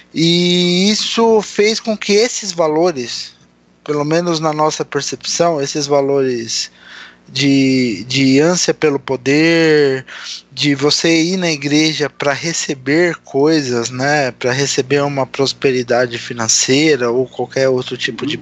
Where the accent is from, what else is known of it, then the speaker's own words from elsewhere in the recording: Santo André, São Paulo, Brazil; Eu também sou do segundo subdistrito